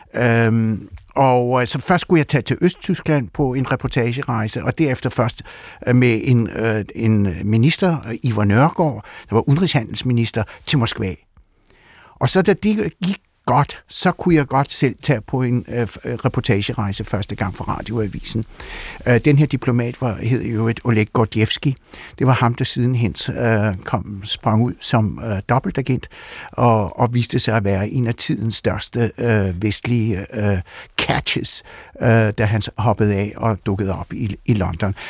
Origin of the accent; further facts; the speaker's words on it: Rødovre, Capital Region of Denmark, Denmark; Danish is a second language; also born or lived in Siberia, Russia; Jeg er født i Sibirien. Jeg er vokset op de første øh, 10 år af mit liv i et øh, sovjetisk totalitært system. Jeg er kommet til Danmark. Jeg har tilbragt øh, mine formative år i, i Danmark